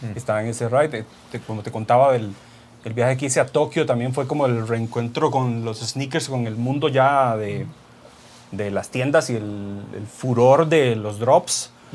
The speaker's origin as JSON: {"language": "Spanish", "country": "Costa Rica", "said": "soy de Costa Rica, soy fotocompositor y retocador profesional"}